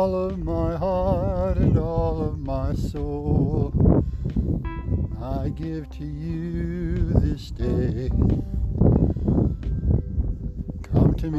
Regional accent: Massachusetts, United States; now in Iowa, United States; I'm originally from Massachusetts. And now I'm living in Iowa

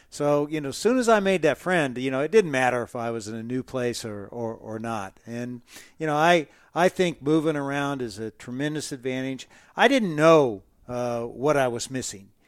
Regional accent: Midwest, United States; also born or lived in Dodge City; I grew up in the Midwest and all these little small towns. I'm probably the only guy you know who lived in Dodge City, Kansas twice, but you know I did.

